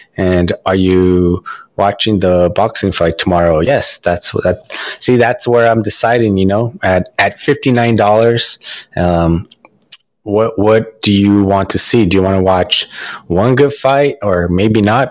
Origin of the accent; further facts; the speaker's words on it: United States; now in Los Angeles, United States; I'm Mexican American